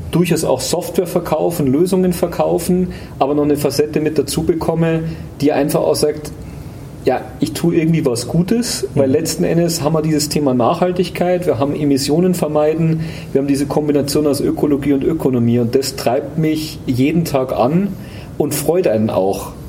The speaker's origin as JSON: {"language": "German", "town": "Munich", "region": "Bavaria", "country": "Germany", "tie": "born or raised there", "said": "gehöre zu der aussterbenden Art der gebürtigen Münchner."}